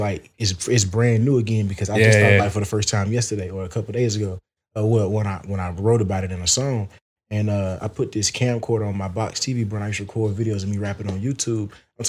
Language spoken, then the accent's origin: English; the South, United States; And then my rapping just come from just growing up in the South.